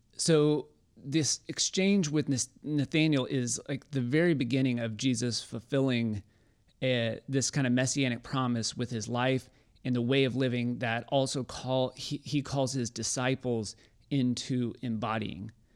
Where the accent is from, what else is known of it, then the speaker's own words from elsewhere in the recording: Waco, Texas, United States; I'm from Waco, and before Magnolia took over our city